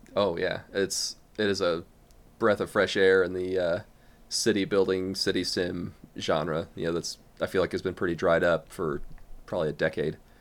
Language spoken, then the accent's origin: English; Midwest, United States; accent: American; from the, the United States. You know, as you can probably tell by my differing accent